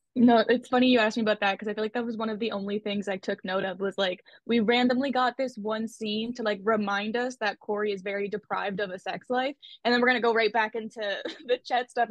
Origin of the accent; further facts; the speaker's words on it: Canada; I'm from Canada